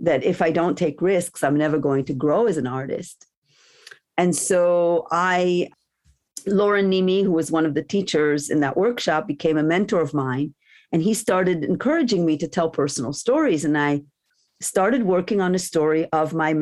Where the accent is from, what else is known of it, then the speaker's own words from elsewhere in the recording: Jerusalem, Jerusalem District, Israel; English is a second language; moved away; also born or lived in Stanford, California; I grew up in Jerusalem in Israel